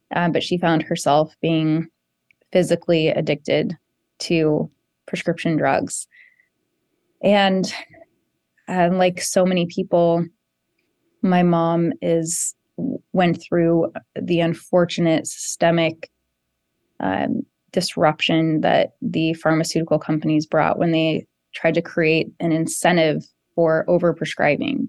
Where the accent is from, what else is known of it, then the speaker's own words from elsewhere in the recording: South Jefferson County, Colorado, United States; I grew up in South Jefferson County and, and I represent Jefferson County now and, and live here with my family